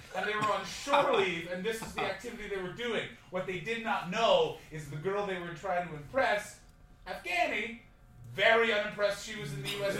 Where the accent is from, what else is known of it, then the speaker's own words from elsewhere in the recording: Canada; I'm from Canada.